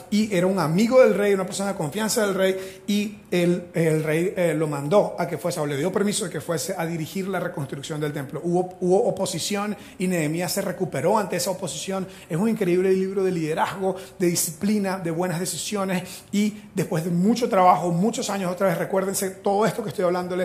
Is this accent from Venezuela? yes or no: yes; Venezuela; first language Spanish; now in Costa Rica; yo soy de Venezuela, mi primer idioma es el español